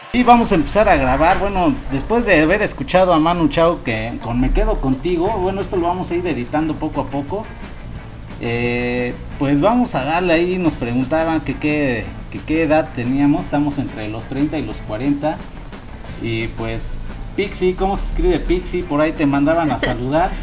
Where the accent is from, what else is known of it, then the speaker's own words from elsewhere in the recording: Chimalhuacán, State of Mexico, Mexico; somos nativos de Chimalhuacán